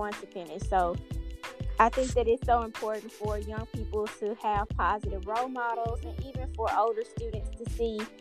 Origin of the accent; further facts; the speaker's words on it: Memphis, Tennessee, United States; I am from Memphis, Tennessee